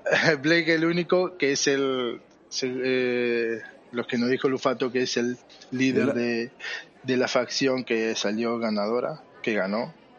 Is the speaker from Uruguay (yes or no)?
yes; Uruguay; No, no soy argentino, soy uruguayo